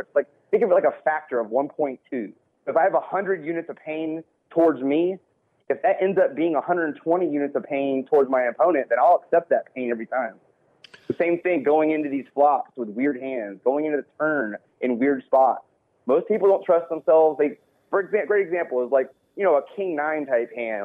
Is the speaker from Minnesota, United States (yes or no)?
no; Texas, United States; I'm from Texas